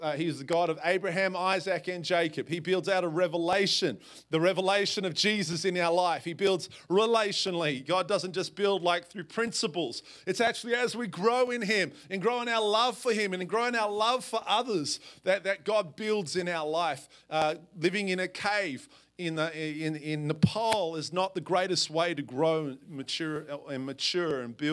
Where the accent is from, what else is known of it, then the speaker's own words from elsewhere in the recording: Perth, Western Australia, Australia; moved away as an adult; also born or lived in Portland, Oregon; now in Washougal, United States; I am from a little south of South Salem. I'm from Perth, Australia